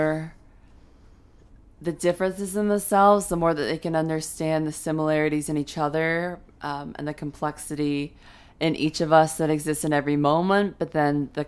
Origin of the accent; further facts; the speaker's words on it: London, United Kingdom; growing up in London too